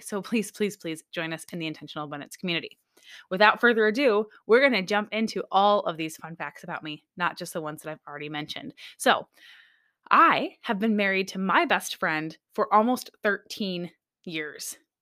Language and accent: English; Michigan, United States; now in Alaska, United States; I was raised in Michigan, born and raised in Michigan, but I moved to Alaska way back in two thousand and four